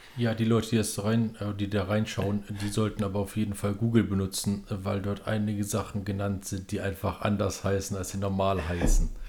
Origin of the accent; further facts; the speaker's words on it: Bremen, Germany; ich komme aus Bremen